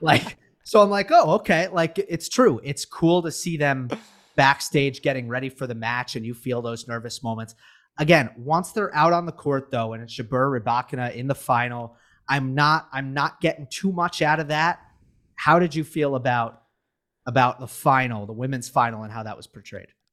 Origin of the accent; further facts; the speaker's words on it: United States; we're American